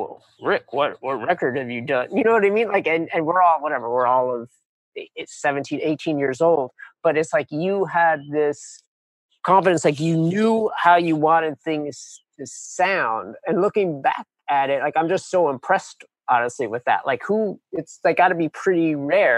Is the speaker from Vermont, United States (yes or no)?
no; New York City, New York, United States; growing up in New York City